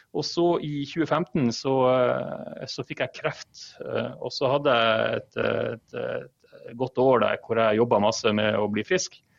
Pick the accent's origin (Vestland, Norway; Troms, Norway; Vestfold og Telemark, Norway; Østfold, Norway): Troms, Norway; Harstad; now in Oslo, Norway; Jeg er fra Harstad.